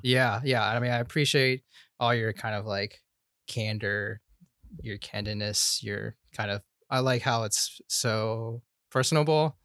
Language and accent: English; Portland, Oregon, United States; also born or lived in Roseburg, Oregon; I grew up in Southeast eighty-second